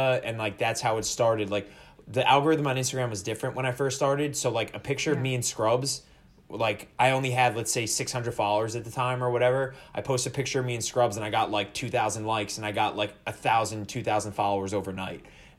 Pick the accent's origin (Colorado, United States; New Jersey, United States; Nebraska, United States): New Jersey, United States; I was born and raised in Jersey.